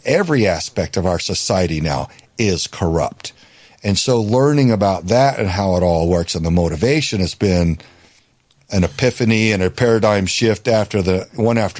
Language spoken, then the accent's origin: English; Houston, Texas, United States; born or raised there